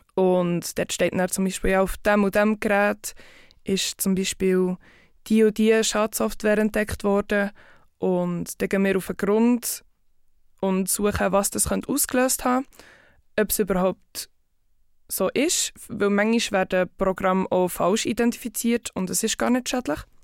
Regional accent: Bern area, Switzerland; also born or lived in Zurich; Ich komme aus Bern, Umgebung und arbeite im Moment in Zürich bei Group Security.

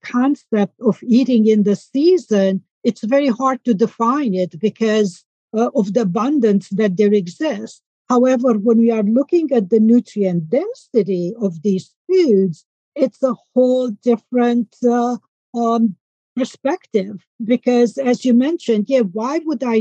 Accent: Romania; moved away; I'm from Romania, and I grew up on an organic farm.

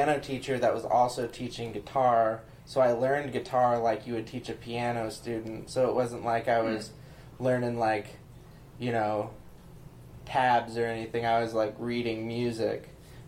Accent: Perry, Missouri, United States; moved away as an adult; now in Nashville, United States; I'm from rural northeast Missouri, a little town called Perry, and I came here, like all of us, to attend Belmont University

